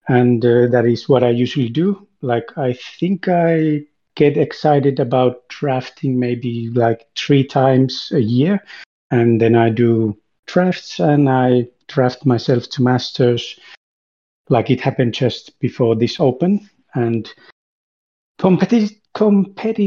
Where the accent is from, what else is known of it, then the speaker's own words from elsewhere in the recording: Finland; I'm from Finland